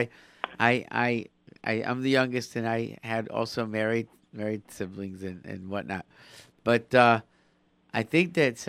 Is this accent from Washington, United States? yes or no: no; Rochester, New York, United States; I grew up in Rochester